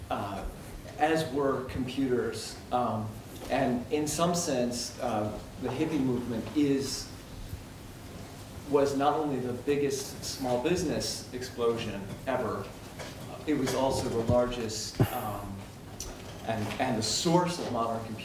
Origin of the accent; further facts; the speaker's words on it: San Francisco, California, United States; I grew up in San Francisco, in the sort of center of that.